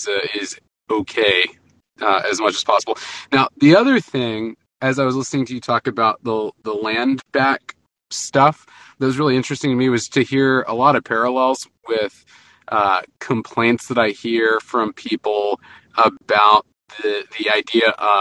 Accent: Texas, United States; now in Houston, United States; a Texan

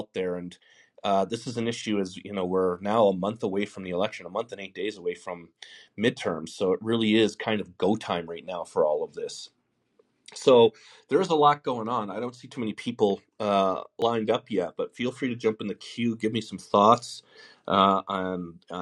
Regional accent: Denver, Colorado, United States; I'm from Denver as well

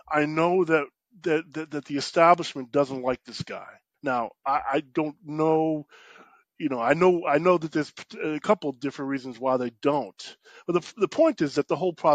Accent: New York City, New York, United States; I grew up in New York City

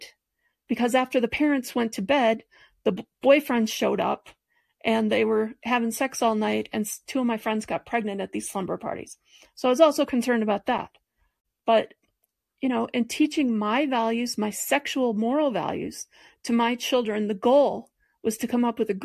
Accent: Detroit, Michigan, United States; now in Longmont, United States; I grew up in Detroit in the 60s, 70s, and 80s

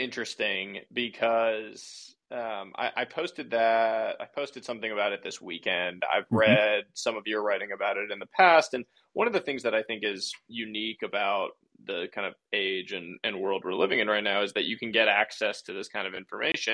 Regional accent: Northeast, United States; I grew up playing baseball in the Northeast

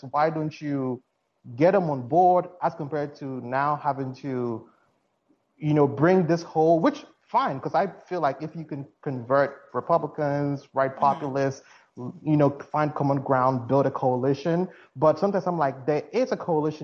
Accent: Ghana; now in United States; I'm originally from Ghana, as you can tell from my accent

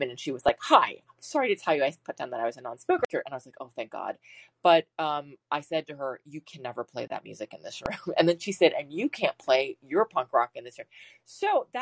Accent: Washington, District of Columbia, United States; moved away; I grew up in Washington, DC

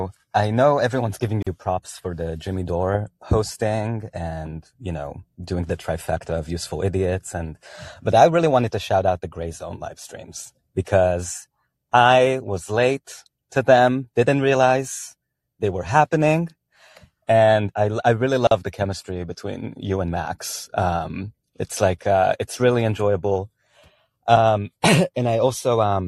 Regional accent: Israel; I'm Jewish, I'm from Israel

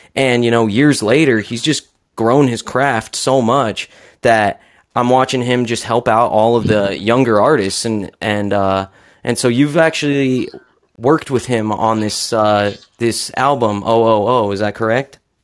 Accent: Utah, United States; born and raised in Utah as well

